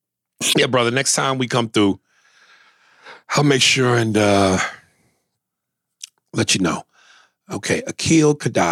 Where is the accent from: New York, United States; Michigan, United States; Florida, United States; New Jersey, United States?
Michigan, United States; Detroit; Where do you get a nail spoon? Bitch, I'm from Detroit.